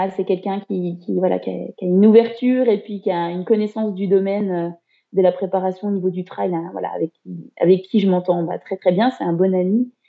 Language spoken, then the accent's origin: French; Haut-Doubs, near Morteau, Pontarlier, Bourgogne-Franche-Comté, France; moved away as an adult; now in Besançon, France; je suis originaire du Haut-Doubs, hein, du, du, côté de Morteau, Pontarlier.